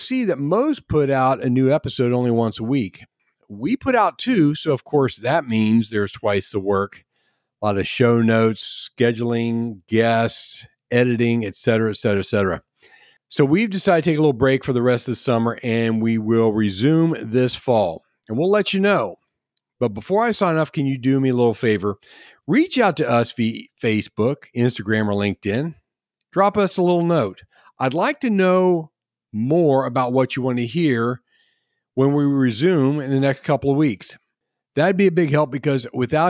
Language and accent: English; the Midwest, Clinton County, Ohio, United States; Growing up in the Midwest, softball was a huge, huge summertime sport where I grew up